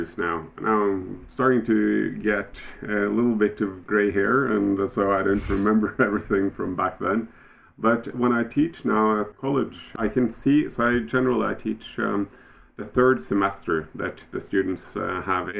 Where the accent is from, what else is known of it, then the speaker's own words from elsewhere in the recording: Oslo, Norway; I'm from Oslo, Norway.